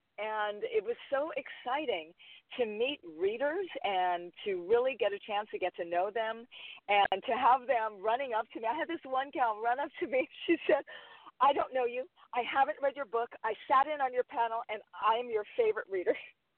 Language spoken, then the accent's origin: English; Hawaii, United States; When it came to Lily, even though I'm Hawaiian, she's not.